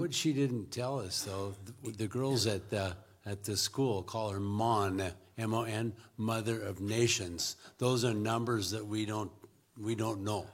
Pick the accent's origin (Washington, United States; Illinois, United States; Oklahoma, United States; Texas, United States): Washington, United States; Richland; moved away as an adult; now in Zimbabwe; I was born in Richland